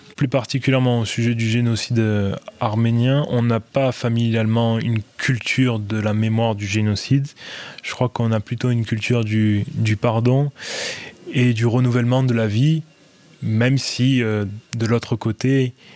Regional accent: Marseille, Provence-Alpes-Côte d'Azur, France; je suis né à Marseille, donc au début des années 90. Et euh, mes parents aussi sont également nés à Marseille. On, est à Marseille depuis euh, quatre générations

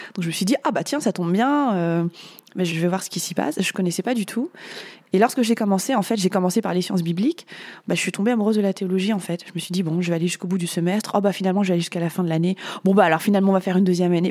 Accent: France; je suis née en France

